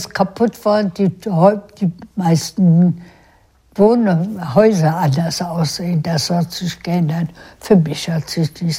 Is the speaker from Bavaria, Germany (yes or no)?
no; Berlin, Germany; Wo ich geboren bin, ist Deutschland.